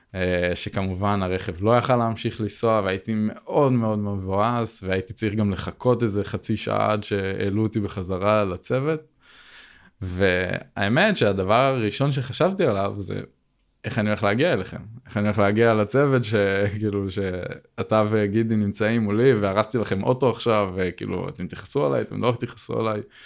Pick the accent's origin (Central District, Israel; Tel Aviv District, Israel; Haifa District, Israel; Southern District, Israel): Haifa District, Israel; Binyamina; moved away as an adult; now in Arad, Israel; אני במקור מבנימינה, אבל בזכות העבודה אז עברתי לערד